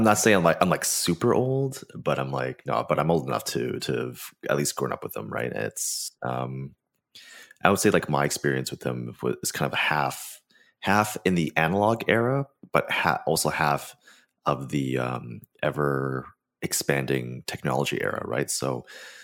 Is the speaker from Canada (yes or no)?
yes; Canada; I am also Canadian